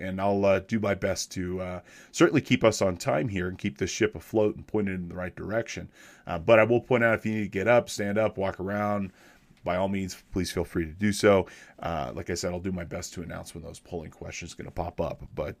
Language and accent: English; Big Bear Lake, California, United States; I am a licensed CPA out west. I'm from Big Bear Lake, California. I'm about an hour or so north and east of Los Angeles downtown up in the mountains here in the Sierra Nevadas, about 7,000 feet.